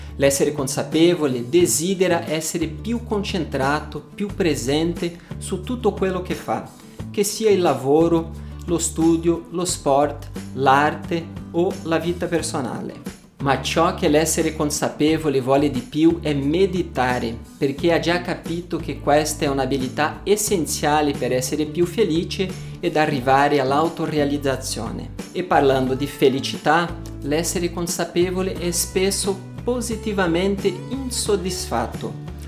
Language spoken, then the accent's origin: Italian; Brazil; Italian is a second language; also born or lived in Paris, France; now in Italy; sono brasiliano O vissuto a Parigi per dieci anni prima di trasferirmi in Italia, dove vivo da quasi un anno